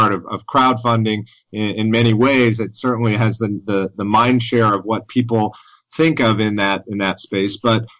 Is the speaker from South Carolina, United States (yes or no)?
no; Decatur, Georgia, United States; here in my hometown of Decatur, Georgia, which is right in the heart of Atlanta